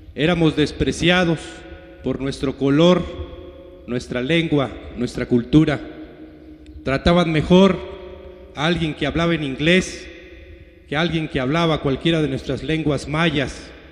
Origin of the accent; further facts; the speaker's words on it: Mexico; siempre dijimos que éramos mexicanos, somos mexicanos